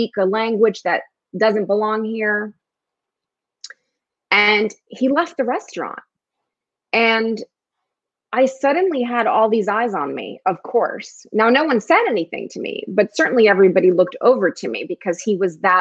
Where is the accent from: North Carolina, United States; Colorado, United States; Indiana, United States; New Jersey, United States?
New Jersey, United States; Newark; born or raised there; first language Spanish; English is a second language; also born or lived in New York